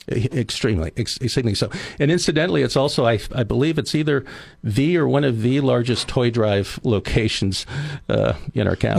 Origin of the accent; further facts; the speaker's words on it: Oceano, California, United States; now in Arroyo Grande, United States; I grew up in Oceano.